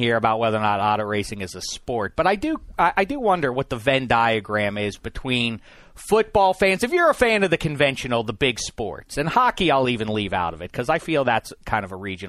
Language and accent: English; Pittsburgh, Pennsylvania, United States; I grew up in Pittsburgh, PA.